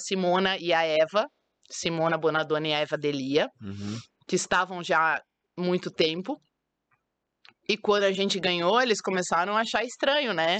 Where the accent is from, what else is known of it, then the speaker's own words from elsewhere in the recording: Sumaré, São Paulo, Brazil; moved away as an adult; also born or lived in Rio de Janeiro; minha, minha cidade natal é Sumaré, interior de São Paulo